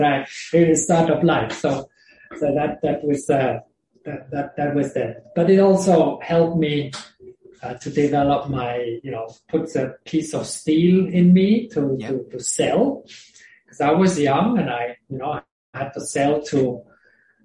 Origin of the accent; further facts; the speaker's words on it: Switzerland; English is a second language; moved away as an adult; also born or lived in Australia; I grew up in Switzerland originally, in a village in the mountains.